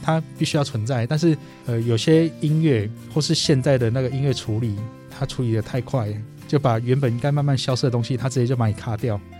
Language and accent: Chinese; Taiwan; 我们台湾人